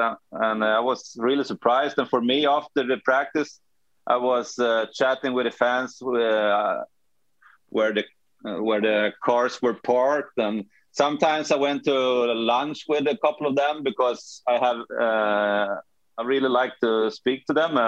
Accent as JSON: {"language": "English", "country": "Sweden", "moved": "yes", "said": "I'm from Sweden."}